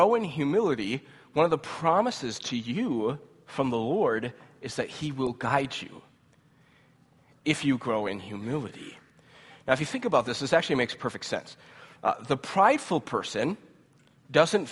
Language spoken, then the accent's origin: English; United States; as American Christians